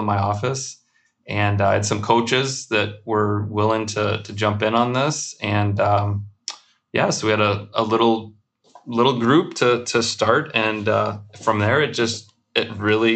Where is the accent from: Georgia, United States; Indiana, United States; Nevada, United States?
Georgia, United States; Atlanta; moved away as an adult; now in Chicago, United States; I grew up in Atlanta